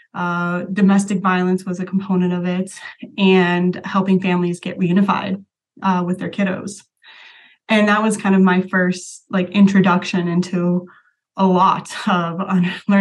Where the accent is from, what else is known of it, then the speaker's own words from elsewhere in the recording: Las Vegas, Nevada, United States; moved away as an adult; also born or lived in Greencastle, Indiana; I was actually born and raised in Las Vegas